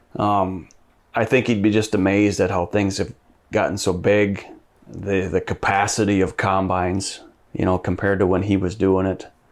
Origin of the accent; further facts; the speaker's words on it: Madison, United States; I grew up in Madison, went to school in Madison